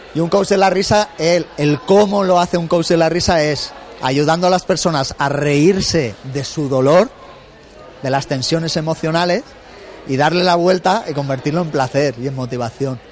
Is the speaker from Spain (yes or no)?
yes; Benicàssim, Valencian Community, Spain; en el Festival del Rototom en Benicassim, de donde yo soy